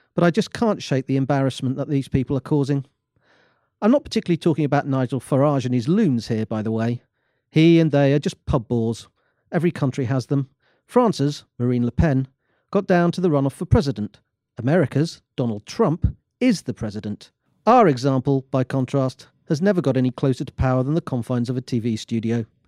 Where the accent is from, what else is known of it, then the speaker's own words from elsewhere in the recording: England, United Kingdom; opening my mouth would have made it clear that I'm English